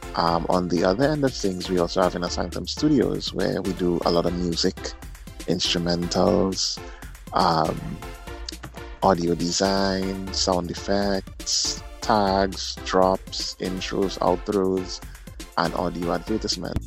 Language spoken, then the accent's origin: English; Trinidad & Tobago; I'm also from Trinidad and Tobago, the south side, born Fortin.